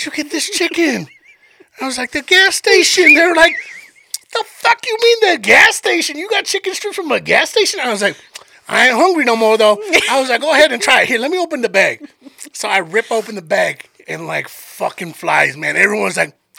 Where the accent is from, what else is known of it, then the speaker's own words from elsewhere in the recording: Colorado, United States; I'm from Colorado